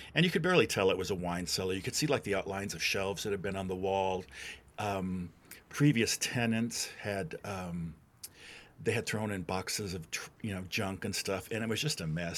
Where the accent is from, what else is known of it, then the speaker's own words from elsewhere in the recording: Wisconsin, United States; moved away as an adult; now in Louisville, United States; I'm not from Louisville originally. I'm from Wisconsin.